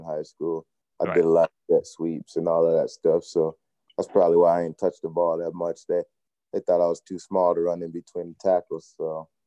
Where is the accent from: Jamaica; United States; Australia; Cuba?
United States; Chicago, Illinois; moved away; also born or lived in Rockford, Illinois; I'm originally from Chicago, but I played my high school ball out in the Rockford area.